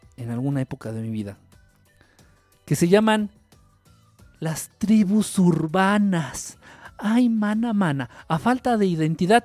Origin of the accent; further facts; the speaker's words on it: Mexico; somos como mexicanos